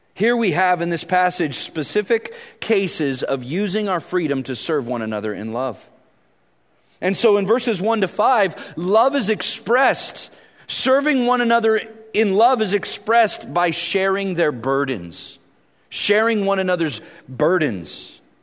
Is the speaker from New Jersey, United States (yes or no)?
no; Vallejo, California, United States; I grew up in Vallejo